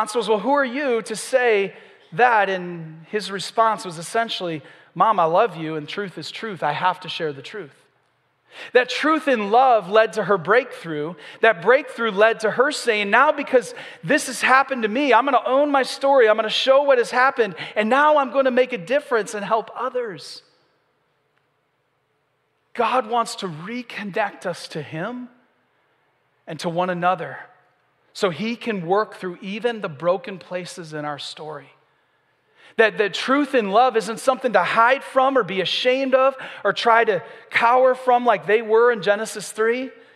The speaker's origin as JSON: {"language": "English", "region": "Michigan", "country": "United States", "also_born_or_lived": "the South (US)", "moved": "yes", "lives_now": "Southern United States", "said": "I'm from Michigan"}